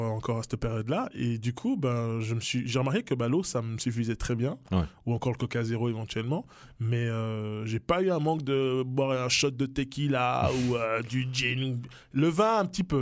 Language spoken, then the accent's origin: French; Neuchâtel, Switzerland; also born or lived in Kinshasa, DR Congo; Je suis arrivé à, dans le canton de Neuchâtel à, quelques mois